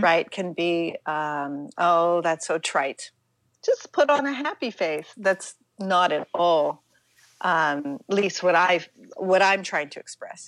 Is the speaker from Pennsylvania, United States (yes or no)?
yes; Pittsburgh, Pennsylvania, United States; I'm mm-hmm. from Pittsburgh, Pennsylvania